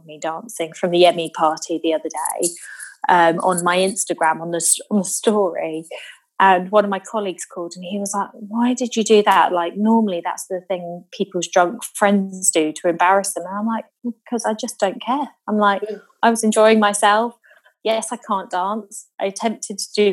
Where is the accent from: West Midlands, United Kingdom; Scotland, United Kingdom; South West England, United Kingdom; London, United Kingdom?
South West England, United Kingdom; Devon; we used to have a lot of bonfires down in Devon